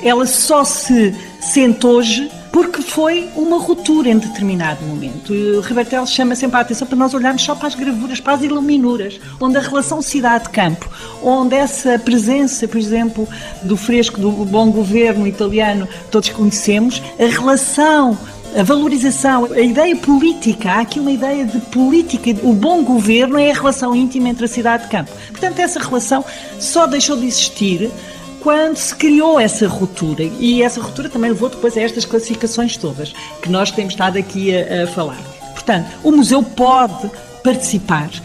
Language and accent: Portuguese; Alentejo, Portugal; eu sou do Alentejo